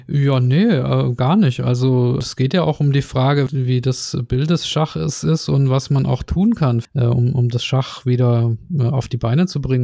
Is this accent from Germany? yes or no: yes; Nürtingen, Baden-Württemberg, Germany; da, wo ich herkomme, aus Nürtingen